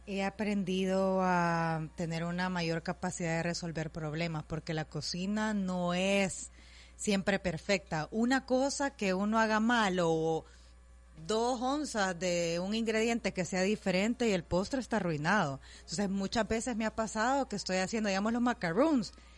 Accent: El Salvador; gente que sea del Salvador, o sea, como para siempre sentirme en mi tierra

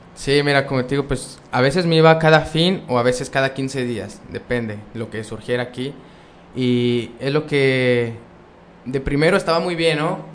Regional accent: Vicente Guerrero, Durango, Mexico; yo soy de Vicente Guerrero, está aquí aproximadamente a una hora y media

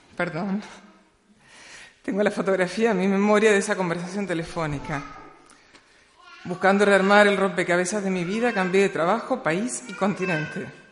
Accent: Patagonia, Argentina; nací en la Patagonia en el año 1966

